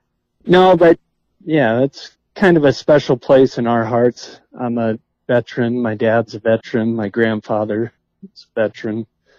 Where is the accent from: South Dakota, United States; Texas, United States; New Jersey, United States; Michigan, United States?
South Dakota, United States; Sturgis; also born or lived in Fargo, North Dakota / Moorhead, Minnesota; now in Rapid City, United States; And then my dad moved out to Sturgis when I was about 4 years old, and so I call Sturgis my home. That's kind of where I grew up.